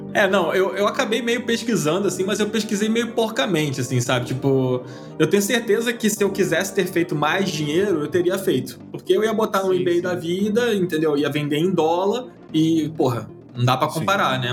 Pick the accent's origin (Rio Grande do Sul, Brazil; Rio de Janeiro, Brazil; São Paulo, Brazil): Rio de Janeiro, Brazil; num bairro que eu cresci aqui no Rio de Janeiro